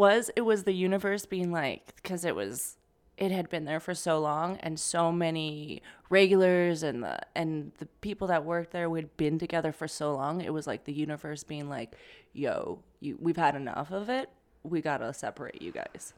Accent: Calgary, Alberta, Canada; moved away as an adult; now in New York, United States; from Canada, Calgary, Alberta

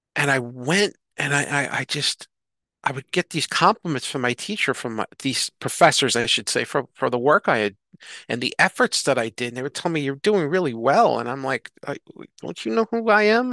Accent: New York City, New York, United States; accent: thick New York; moved away; I'm from New York City and I'd have my accent, the thick New York accent

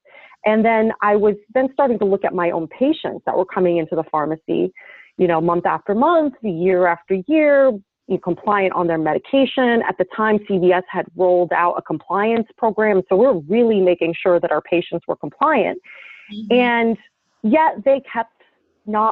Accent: Damascus, Damascus Governorate, Syria; also born or lived in New Jersey, United States; now in New York City, United States; I grew up in Damascus, Syria. From my early childhood, and then moved to New Jersey

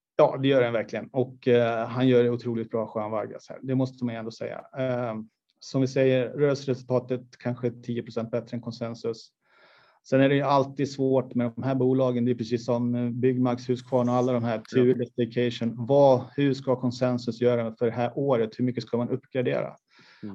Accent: Borlänge, Dalarna County, Sweden; jag är uppvuxen i Kvarnsveden

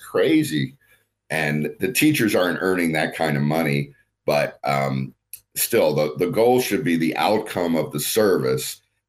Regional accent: California, United States; So I'm not one of these folks who's bashing on my home state and encouraging people to leave.

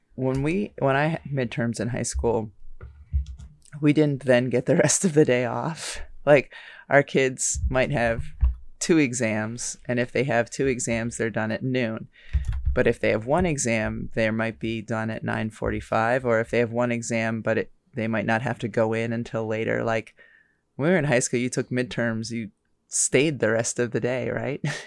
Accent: United States; we grew up here

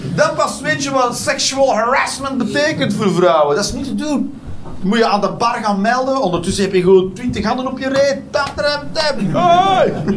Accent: Westmalle, Flanders, Belgium; now in Netherlands; Ik, ik kom zelf van Westmalle. Daar ben ik opgegroeid

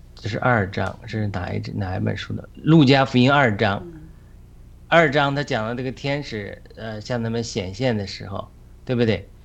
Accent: China; moved away; 我们作为中国人的生活经历

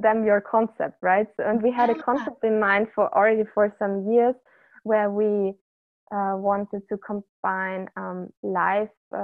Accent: Austria; moved away as an adult; also born or lived in Vienna area, Austria; now in Bali, Indonesia; we are both from Austria

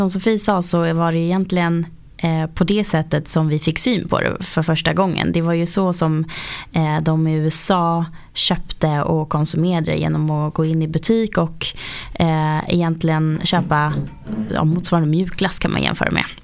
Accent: outside Uppsala, Uppsala County, Sweden; Jag kommer ifrån eh, en bondgård faktiskt utanför Uppsala, ungefär tre mil där utanför.

